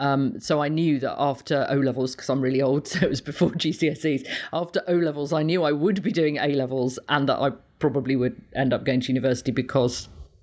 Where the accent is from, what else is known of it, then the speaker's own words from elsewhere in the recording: East Midlands, United Kingdom; I grew up in Leicestershire.